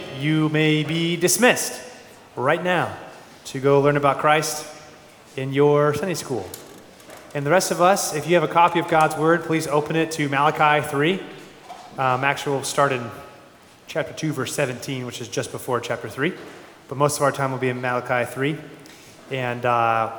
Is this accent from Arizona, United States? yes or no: yes; Phoenix, Arizona, United States; Born and raised in Phoenix, Arizona